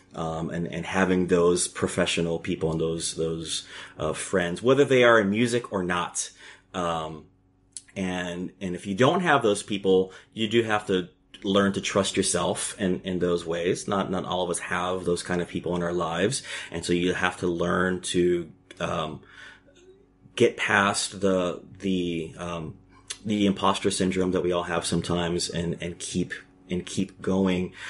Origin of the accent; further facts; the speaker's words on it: Gainesville, Florida, United States; also born or lived in Puerto Rico; growing up in Gainesville, Florida